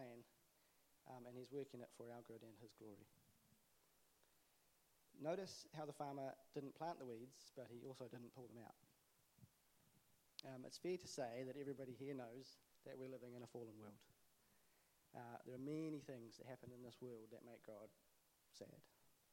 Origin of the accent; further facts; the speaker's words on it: Auckland, New Zealand; the church I grew up in Auckland